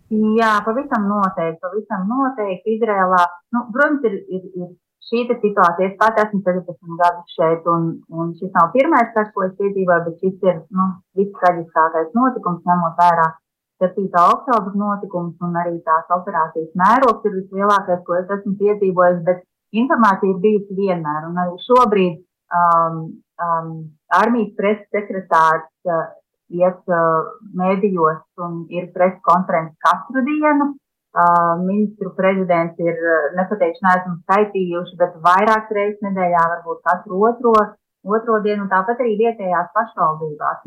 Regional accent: Latvia; now in Israel; Mēs esam latvieši šeit, bet tā pašā laikā mēs esam pilntiesīgi Izraels iedzīvotāji.

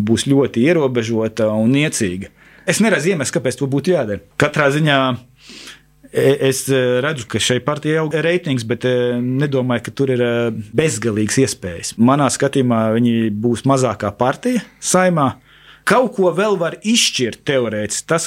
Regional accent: Latvia; Mēs neesam Krievijas krievi, bet mēs esam Latvijas krievi.

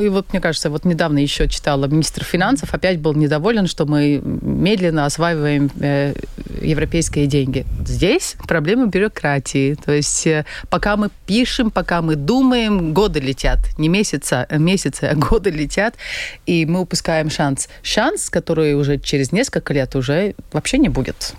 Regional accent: Latvia; я родилась в очень богатой, в очень стабильной, в очень хорошей угу. стране

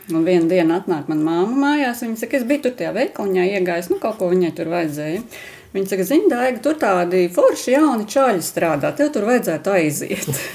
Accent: Aknīste, Latvia; es esmu tādā nelielā miestiņā kā Aknīste

